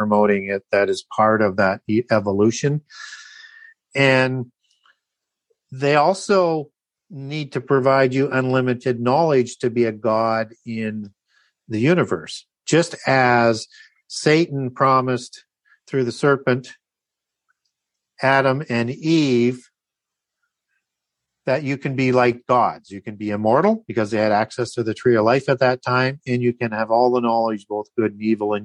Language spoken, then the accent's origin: English; Canada; I'm from Canada